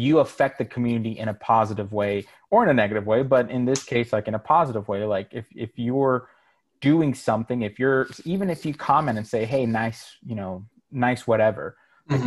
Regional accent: Miami, Florida, United States; now in Charlotte, United States; being Cuban, growing up in Miami

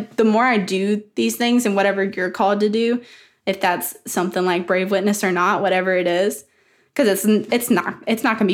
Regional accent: the South, United States; accent: Southern; my Southern accent.

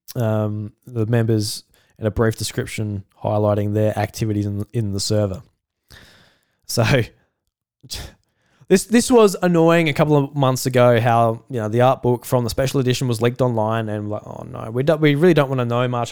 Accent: South Australia, Australia; I'm Australian

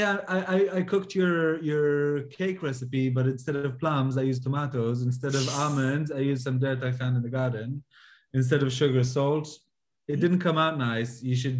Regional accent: Jerusalem, Jerusalem District, Israel; I'm from Jerusalem, grew up in Jerusalem.

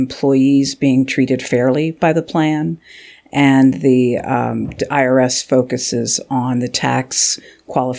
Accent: Philadelphia, Pennsylvania, United States; moved away as an adult; also born or lived in Virginia / California; now in Washington, D.C., United States; I'm from Philadelphia

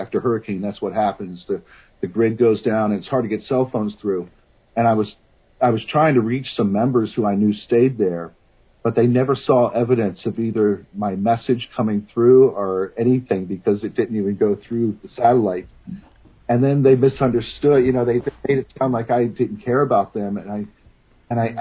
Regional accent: Virginia, United States; moved away as an adult; also born or lived in Bronxville, New York / Edmonton, Alberta; now in Copperfield, United States; I'm an American kid from Virginia. I was born in 1966. I went to uh, public schools all the way up to college

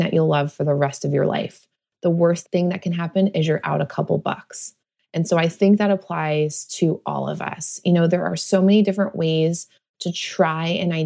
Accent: New Jersey, United States; now in Oakland, United States; I grew up in New Jersey. I grew up right outside New York City.

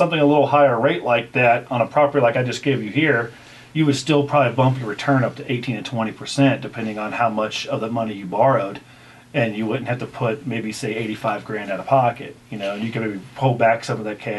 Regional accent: Ohio, United States; moved away as an adult; now in Kentucky, United States; Well, I grew up in Ohio, but live in Kentucky.

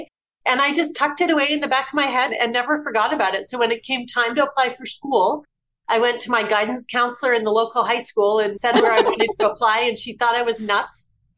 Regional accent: Whitby, Ontario, Canada; moved away as an adult; also born or lived in St Andrews, Scotland; I grew up outside Toronto in a suburb called Whitby, just a small town. It was the last stop on the commuter train into the city

